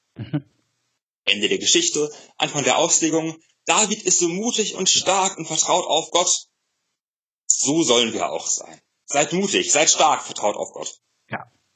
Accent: Germany; wir als Deutsche

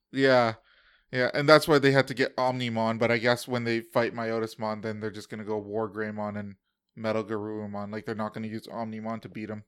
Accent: United States; As an American

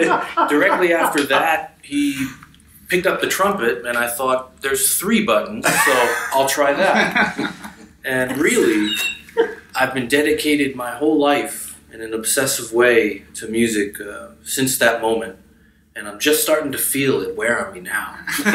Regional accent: New Jersey, United States; I grew up in New Jersey

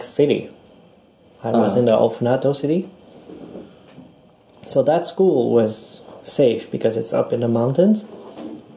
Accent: Montreal, Quebec, Canada; moved away as an adult; also born or lived in Hiroshima, Japan; now in Ichinoseki, Japan; I'm from Montreal, Canada. And I lived there for almost 30 years.

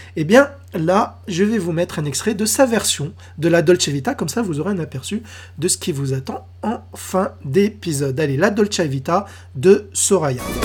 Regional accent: France; chez nous, en France

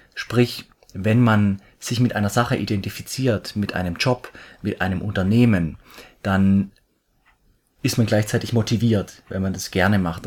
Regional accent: near Stuttgart, Swabia, Baden-Württemberg, Germany; accent: Swabian; komme aus der Richtung Stuttgart, also ich bin ein Schwabe. Ich hoffe, ihr seht mir meinen Dialekt, meinen Schwäbischen, meinen leichten Einschlag nach.

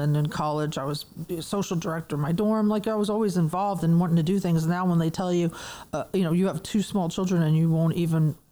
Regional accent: New York City, New York, United States; moved away as an adult; also born or lived in Manhattan, New York / Dallas, Texas; now in Atlanta, United States; I was born in Manhattan and raised in Brooklyn, New York

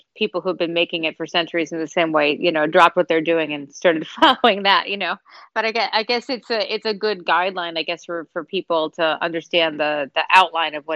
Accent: United States; also born or lived in Chicago, United States / New York, United States; I grew up in New York and in Chicago

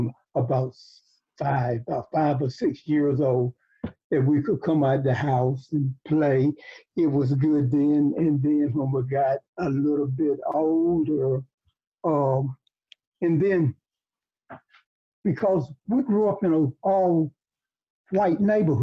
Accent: Reelsburg, United States; I was born in Reelsburg

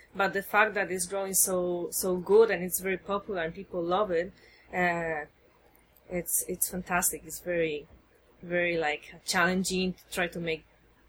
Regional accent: Spain; English is a second language; now in United States; Okay, so I came from Spain 7 years ago to the States, and I've been working 3 years for a college in North Carolina developing an enology program.

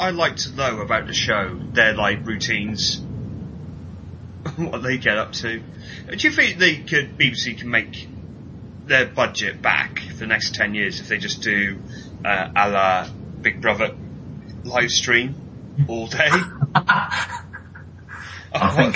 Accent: Welsh, Wales, United Kingdom; being Welsh

